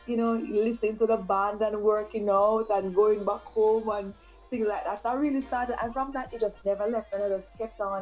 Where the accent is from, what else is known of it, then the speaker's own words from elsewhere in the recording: Jamaica; moved away; I hail from Jamaica. I'm living overseas now